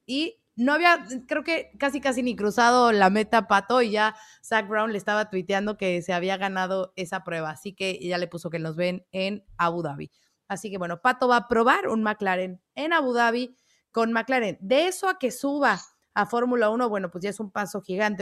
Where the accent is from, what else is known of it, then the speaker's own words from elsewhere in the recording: State of Mexico, Mexico; soy del Estado de México